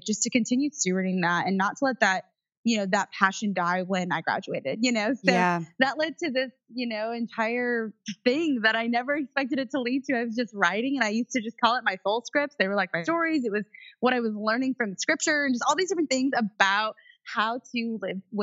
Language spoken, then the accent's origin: English; Indiana, United States; I was raised in Indiana in the cornfield